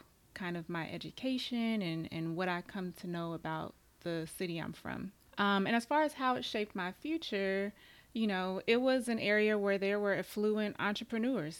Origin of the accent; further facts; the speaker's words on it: Tulsa, Oklahoma, United States; I'm from Tulsa